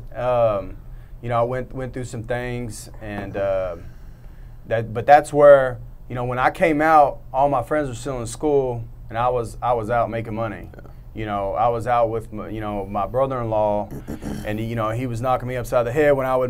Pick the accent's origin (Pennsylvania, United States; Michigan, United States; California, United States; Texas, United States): Texas, United States; Katy; also born or lived in San Marcos, Texas; I'm from Katy. From Katy? Katy. Yeah, so I'm a sixth-generation Texan. You know, my family's like in Central Texas.